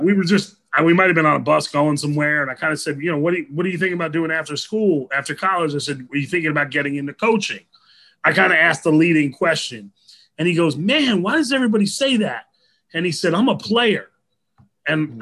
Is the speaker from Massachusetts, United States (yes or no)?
no; New Jersey, United States; I grew up in New Jersey